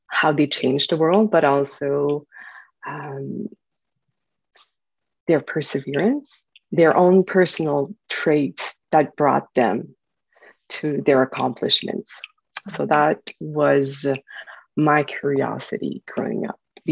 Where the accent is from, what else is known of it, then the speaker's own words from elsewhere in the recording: northwestern New Brunswick, Canada; born and raised in a small paper mill town in the northwestern part of New Brunswick